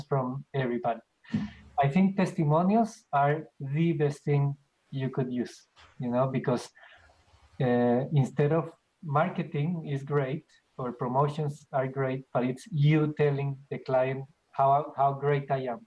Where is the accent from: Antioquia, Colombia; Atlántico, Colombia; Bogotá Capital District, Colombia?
Bogotá Capital District, Colombia; Bogota; moved away as an adult; now in Australia; I'm from Colombia.